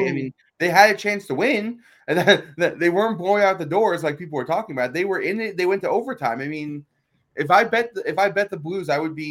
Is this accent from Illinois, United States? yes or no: no; New York, United States; I'm from New York. I went to a lot of Ranger games in my day